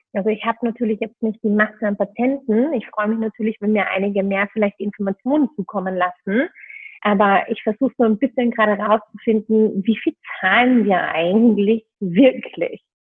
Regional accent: Vienna, Austria; moved away as an adult; now in Berlin, Germany; ich bin ursprünglich Wienerin, hoffentlich hört man es noch ein bisschen

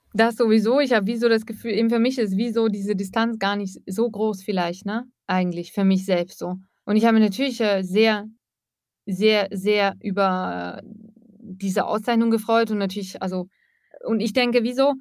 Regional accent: Eastern Switzerland, Switzerland; moved away as an adult; now in Russia; ich komme aus der Ostschweiz. Ich habe sehr lange in einem Ort gelebt in der Ostschweiz

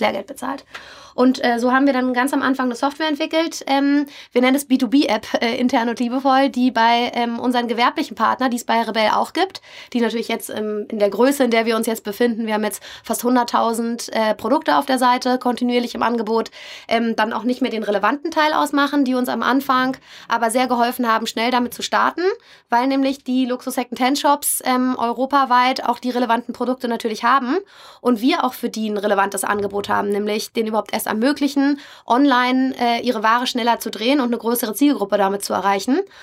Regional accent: Berlin, Germany; moved away as an adult; now in Hamburg, Germany; irgendwann in Hamburg und nicht mehr in meiner Heimatstadt Berlin gelandet bin

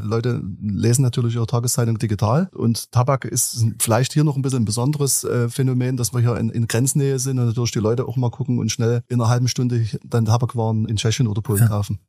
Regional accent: Dresden, Saxony, Germany; ich bin in Dresden geboren

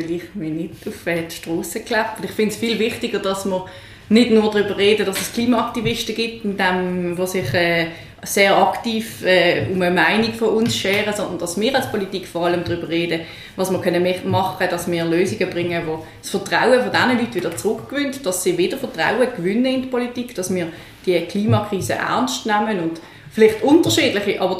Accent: Switzerland; die ganz grossen Herausforderungen, die hier auf unser Land als Schweizer, aber auch die Welt zukommen, die bedarf es, dass man Brücken schlägt zwischen den Lagern und das habe ich hier in Basel schon sehr gerne gemacht

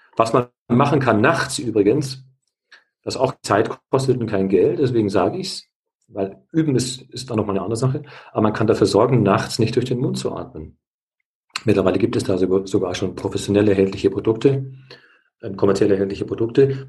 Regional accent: Bavaria, Germany; bei uns in Bayern, Bad Reichenhall

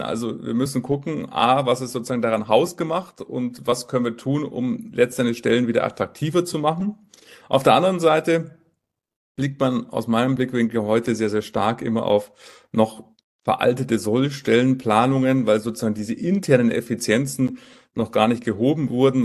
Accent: Munich, Bavaria, Germany; Filialleiter hier in München, München, meine Heimatstadt. Dort ähm, äh, bin ich geboren

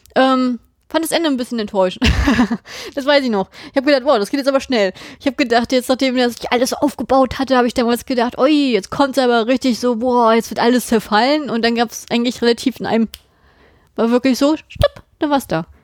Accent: Germany; bei uns in Deutschland

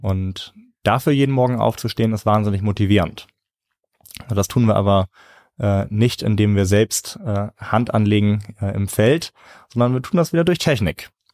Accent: Northern Germany, Germany; Bei uns in Norddeutschland

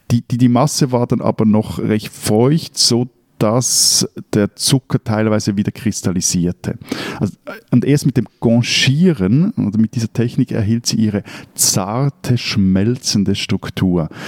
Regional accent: Switzerland; also born or lived in Lake Zurich area

